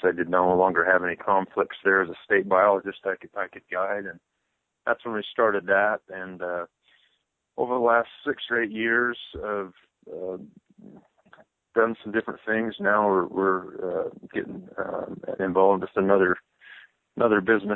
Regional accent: Monticello, Utah, United States; also born or lived in Cedar City, Utah / Logan, Utah; I'm originally from Monticello, Utah, down in southeast corner of Utah, on the San Juan unit. That's where I was born and raised

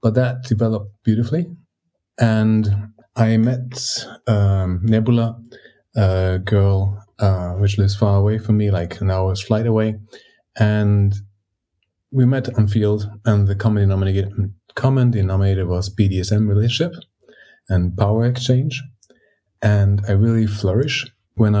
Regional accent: Greece; now in Germany; I grew up in Greece and I live in Germany

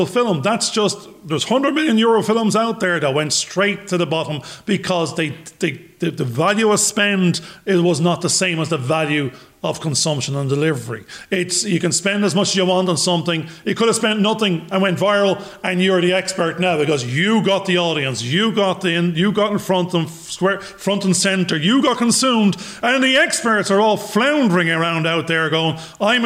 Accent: Ireland; I'm a bald 52-year-old Irish bloke

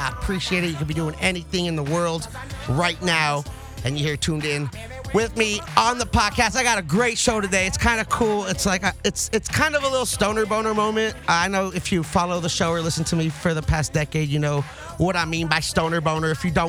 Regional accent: Los Angeles, California, United States; growing up in the Valley and being from the 818

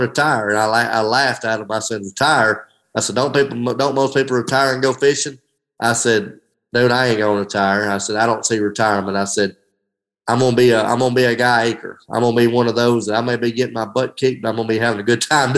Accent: Hamilton, United States; my hometown of Hamilton

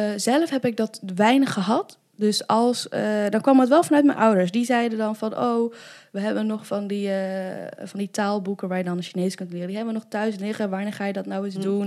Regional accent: Arnhem, Gelderland, Netherlands; also born or lived in China; ik ben in Arnhem opgegroeid

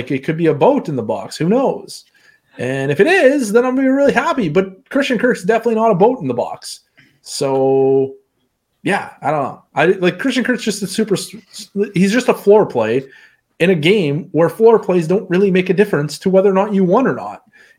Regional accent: Saskatchewan, Canada; I'm from Saskatchewan. We're pretty crude out there.

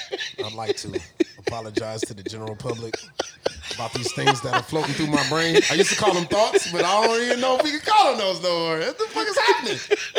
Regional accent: San Antonio, Texas, United States; I'm from San Antonio.

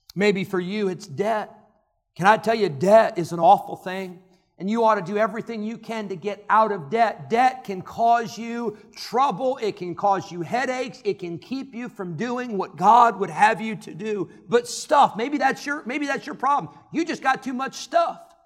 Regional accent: Illinois, United States; I grew up in Illinois

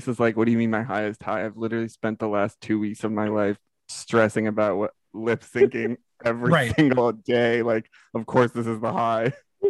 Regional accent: United States; as like an American

